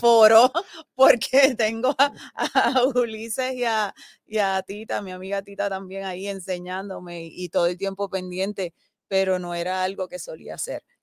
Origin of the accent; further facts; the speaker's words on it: Aibonito, Puerto Rico; nosotros, nosotros nacimos, eh, nos criamos aquí en Aybonito y continuamos aquí